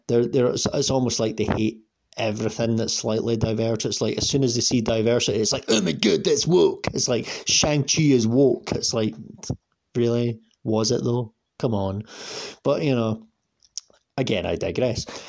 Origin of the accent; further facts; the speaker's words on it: Scotland, United Kingdom; I'm I'm Scottish and I'm, i live like an hour on the bus away from Glasgow